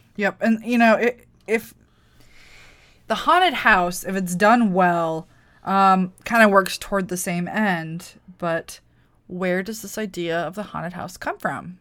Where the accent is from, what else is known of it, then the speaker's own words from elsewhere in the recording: Wisconsin, United States; I'm from Wisconsin